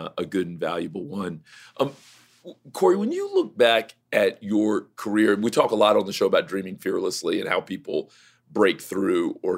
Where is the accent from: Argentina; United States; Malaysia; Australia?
United States; Miami, Florida; I grew up in Miami